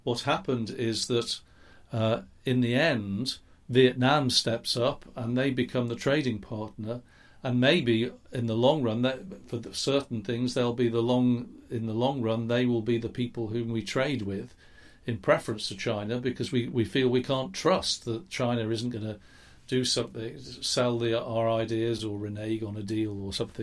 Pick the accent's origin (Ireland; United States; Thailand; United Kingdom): United Kingdom; England; accent: English; I'm English, you can hear that in my accent, I'm sure